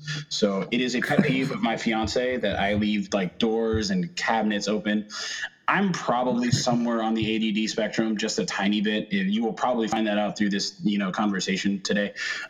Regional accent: Dallas, Texas, United States; So my hometown spot back in the Dallas area.

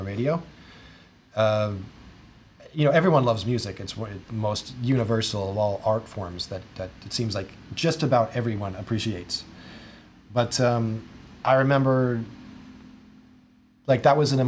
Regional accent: Jefferson City, Missouri, United States; I started out in one university that was in my hometown, Jefferson City

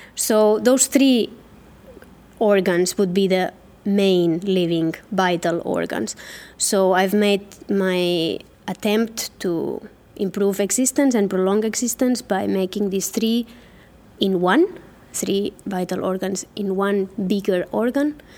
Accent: Catalonia, Spain; moved away as an adult; now in Helsinki, Finland; I was born in Catalonia, but I have been living and working for the last 14 years in Helsinki, in Finland.

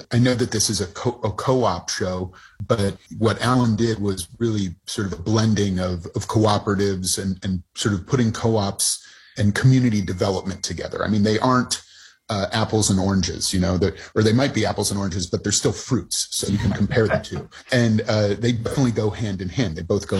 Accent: Seattle, Washington, United States; I was born in Seattle in the late 70s.

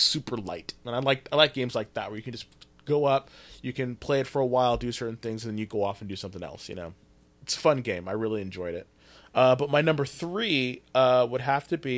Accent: Fresno, California, United States; I'm from Fresno's

